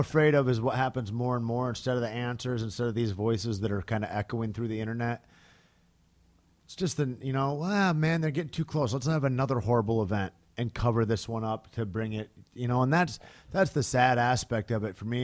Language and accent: English; United States; as an American that's been in sports for fucking a couple of decades